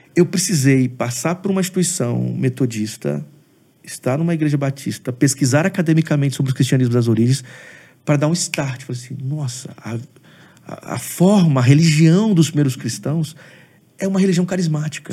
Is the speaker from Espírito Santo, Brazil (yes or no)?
yes; Aracruz, Espírito Santo, Brazil; now in Vitória, Brazil; Eu sou de uma cidade do Espírito Santo, sou de Aracruz.